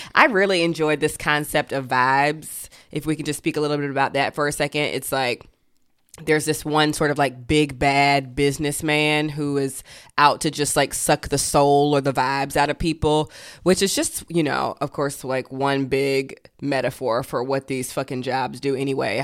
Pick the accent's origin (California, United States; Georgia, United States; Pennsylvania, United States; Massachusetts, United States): Georgia, United States; I grew up in Georgia